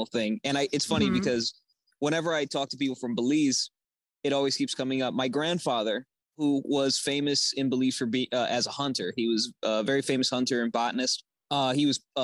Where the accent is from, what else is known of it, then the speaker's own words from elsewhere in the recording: Los Angeles, California, United States; I grew up in Los Angeles